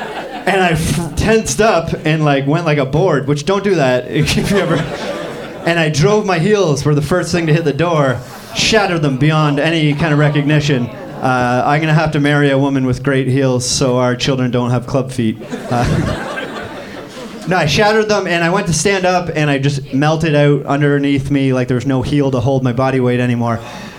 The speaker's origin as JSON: {"language": "English", "country": "Canada", "said": "But I'm from Canada, which we have a healthcare system"}